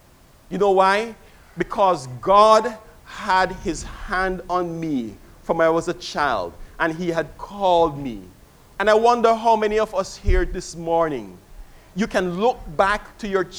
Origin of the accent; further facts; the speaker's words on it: Kingston, Jamaica; I was a child growing up in Kingston, Jamaica